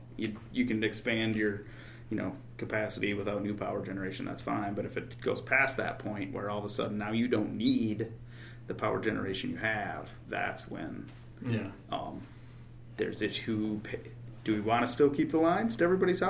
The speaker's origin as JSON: {"language": "English", "town": "Rudyard", "region": "Michigan", "country": "United States", "tie": "born or raised there", "also_born_or_lived": "Grand Rapids, Michigan", "said": "I spent 4 years up in Rudyard, so I went to one room Christian school, grades 1 through 6"}